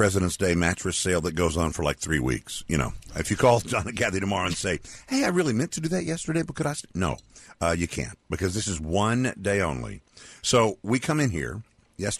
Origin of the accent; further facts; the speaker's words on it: Texas, United States; I'm from Texas